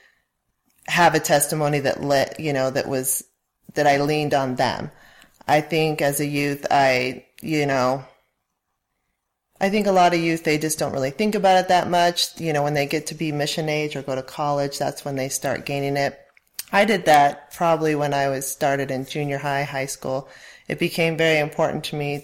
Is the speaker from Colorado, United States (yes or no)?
yes; Colorado, United States; now in Utah, United States; I grew up in Colorado and come from a very active family.